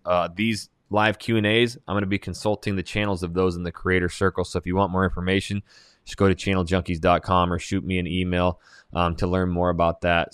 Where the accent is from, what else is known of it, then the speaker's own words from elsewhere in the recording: Hayden, Idaho, United States; I'm born and raised in Hayden, Hayden Lake, Idaho